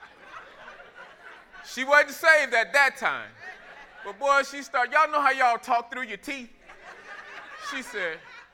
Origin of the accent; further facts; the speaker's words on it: Florida, United States; I grew up in Florida